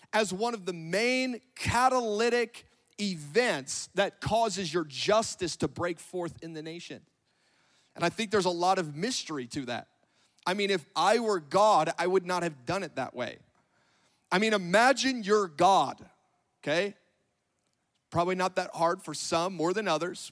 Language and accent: English; Northern California, United States; moved away as an adult; now in Grandview, United States; I'm from Northern California.